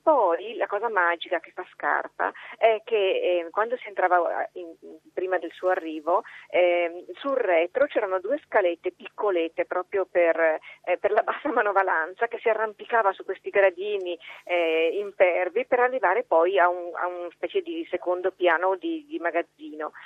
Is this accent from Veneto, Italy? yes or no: yes; Venice, Veneto, Italy; io sono veneziana